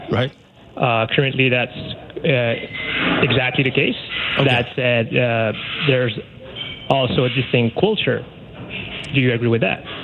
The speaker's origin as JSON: {"language": "English", "region": "Quebec", "country": "Canada", "said": "for me as a Quebecois"}